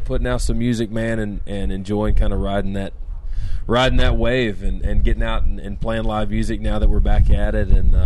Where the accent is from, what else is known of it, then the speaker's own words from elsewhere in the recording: Center Ridge, Arkansas, United States; also born or lived in South Florida; I'm from Conway County, Center Ridge, Arkansas.